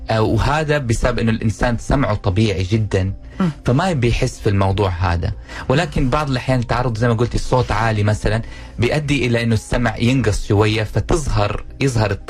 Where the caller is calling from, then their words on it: Dammam, Eastern Province, Saudi Arabia; من الدمام